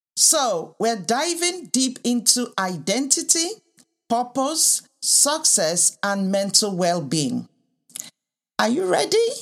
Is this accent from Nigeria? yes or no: yes; Nigeria; moved away; also born or lived in United Kingdom; I was raised in the U K and also in Africa, in Nigeria